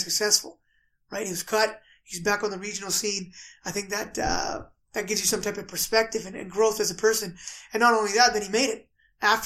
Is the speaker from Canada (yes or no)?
yes; Canada; We're Canadian